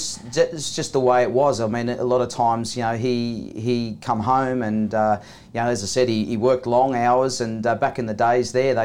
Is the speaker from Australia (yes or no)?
yes; New South Wales, Australia; Yeah, Thomas, I grew up on the Central Coast, and it's a beautiful place in the world